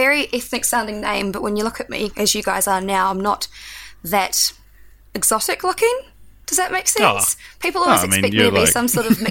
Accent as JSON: {"language": "English", "country": "New Zealand", "accent": "Kiwi", "said": "which this sounds like a very strong Kiwi accent to me, at least."}